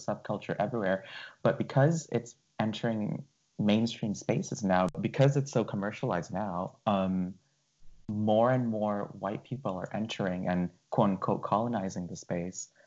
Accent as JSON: {"language": "English", "country": "Indonesia", "moved": "yes", "lives_now": "Canada", "said": "my home country, Indonesia"}